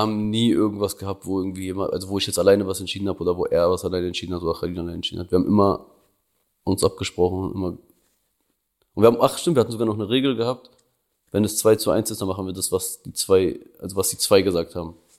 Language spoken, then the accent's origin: German; Prizren, Prizren District, Kosovo; now in Berlin, Germany; Kosovo ist meine Heimat, so, da komme ich her, so, da, da sind so meine Wurzeln.